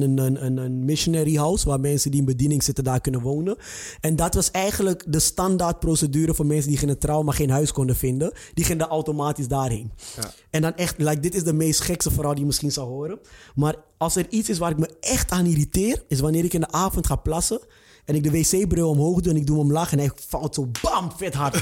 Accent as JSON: {"language": "Dutch", "town": "Amsterdam", "region": "North Holland", "country": "Netherlands", "tie": "born or raised there", "also_born_or_lived": "IJburg", "moved": "as an adult", "lives_now": "Almere, Netherlands", "said": "Ik kom uit Amsterdam"}